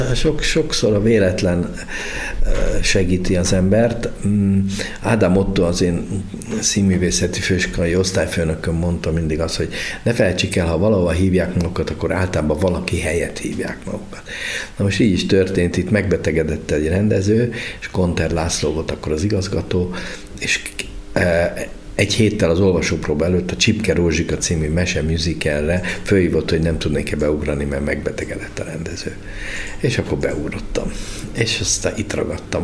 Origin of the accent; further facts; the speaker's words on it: Budapest, Hungary; moved away as an adult; also born or lived in Debrecen / Szeged / Békéscsaba; eredetek budapesti vagyok